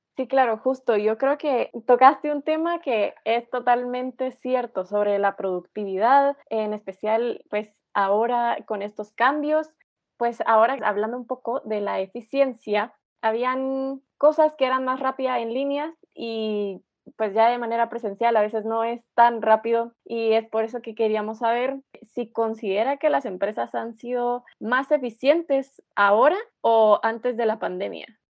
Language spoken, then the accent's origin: Spanish; Guatemala; nosotros que somos guatemaltecos